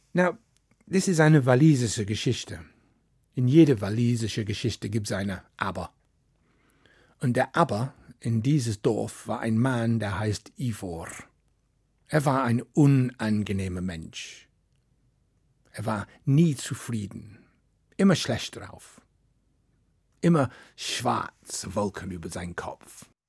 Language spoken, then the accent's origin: German; Wales, United Kingdom; German is a second language; moved away; Ich komme aus Wales und in Wales, wir haben unsere eigene Sprache